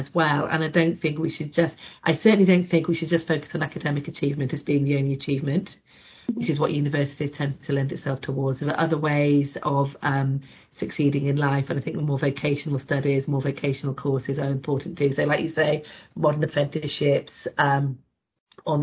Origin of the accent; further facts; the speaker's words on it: Carlisle, North West England, United Kingdom; moved away as an adult; I grew up in Carlisle, so very north